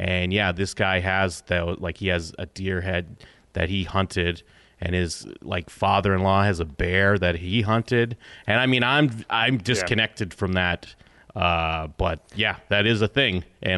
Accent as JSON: {"language": "English", "region": "Massachusetts", "country": "United States", "tie": "born or raised there", "lives_now": "Las Vegas, United States", "said": "I mean, I guess moving, I grew up in Massachusetts, so on the East Coast. Now I live in Vegas, in Nevada."}